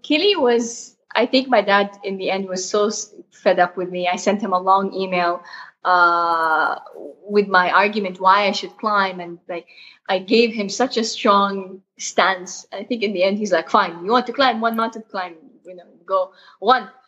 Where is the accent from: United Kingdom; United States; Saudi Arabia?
Saudi Arabia; Jeddah, Makkah Province; I was born in Jeddah, uh, Saudi Arabia.